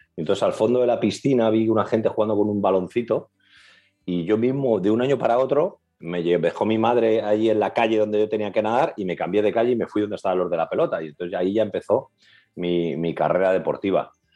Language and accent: Spanish; Madrid, Community of Madrid, Spain; moved away; also born or lived in Catalonia; Cuando llegamos a Cataluña, los de Madrid